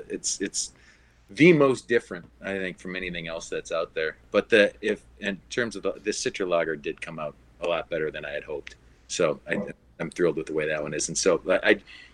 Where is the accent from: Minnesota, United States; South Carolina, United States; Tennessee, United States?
Minnesota, United States; Minneapolis; I'm from Minneapolis, yeah, born and raised, yep.